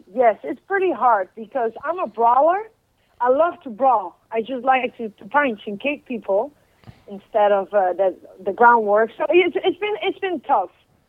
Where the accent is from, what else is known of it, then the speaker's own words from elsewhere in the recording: Utrecht, Netherlands; English is a second language; Utrecht. That's in the center. It's close to Amsterdam. It's about 20 minutes away.